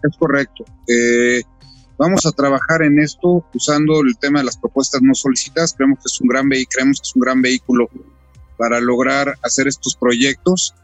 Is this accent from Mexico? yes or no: yes; Mexico; los mexicanos